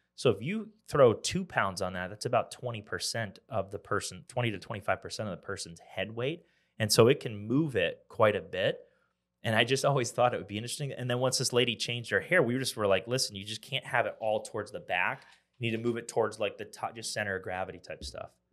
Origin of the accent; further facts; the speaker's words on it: Pennsylvania, United States; now in Columbia, United States; I'm from Pennsylvania